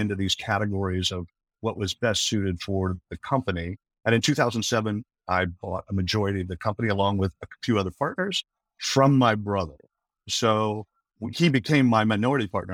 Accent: Westminster, California, United States; now in Orlando, United States; I'm from Southern California, ha, ha, ha, having been born in Westminster

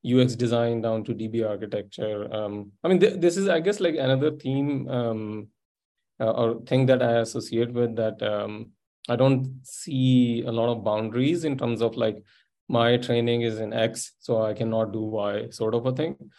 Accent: interior Sindh, Pakistan; moved away; also born or lived in Silicon Valley / Munich; i grew up in pakistan in a fairly small place in interior sindh province

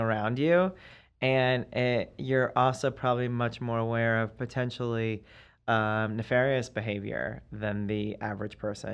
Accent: East Coast, United States; moved away; I'm from the East Coast.

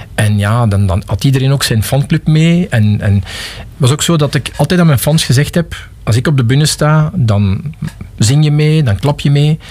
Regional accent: Pajottenland, Flanders, Belgium; also born or lived in Geraardsbergen / Galmaarden / Forest (Vorst), Brussels; now in Lot, Belgium; ik ben iemand die uit Pajotland komt

